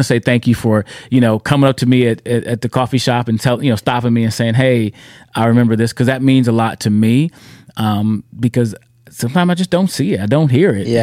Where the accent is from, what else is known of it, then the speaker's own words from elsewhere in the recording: United States; My heritage that I can see comes from America. I'm an American.